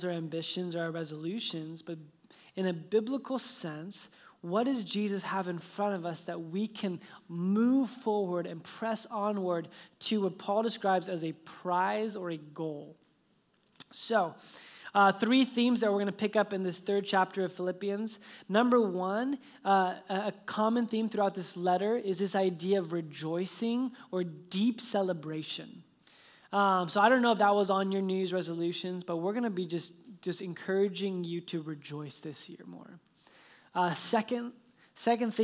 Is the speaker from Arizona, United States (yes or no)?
yes; Phoenix, Arizona, United States; moved away; I was born in Phoenix